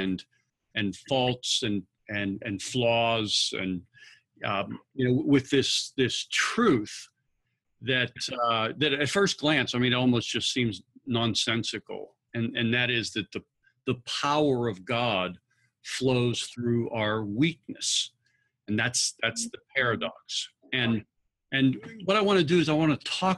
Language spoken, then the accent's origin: English; Pittsburgh, Pennsylvania, United States; moved away as an adult; also born or lived in Philadelphia; I was born and raised in the Pittsburgh area